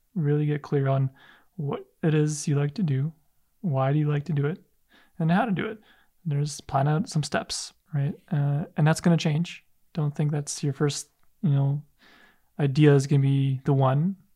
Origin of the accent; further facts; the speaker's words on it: Canada; a son of immigrant parents as well, and it's like I had the identity crisis. Like, am I Polish? Am I Canadian? Am I when I'm when I'm there, I'm more Canadian. When I'm here, I'm more Polish.